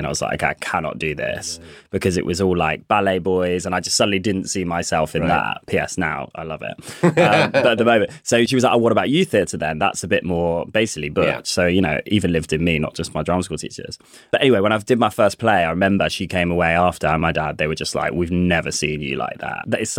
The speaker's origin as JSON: {"language": "English", "town": "Coventry", "region": "West Midlands", "country": "United Kingdom", "accent": "Coventry accent", "said": "They also said, my accent, because I'm from Coventry, you won't hear it now because they drew it out at me, but they were like, Cov accent isn't that useful."}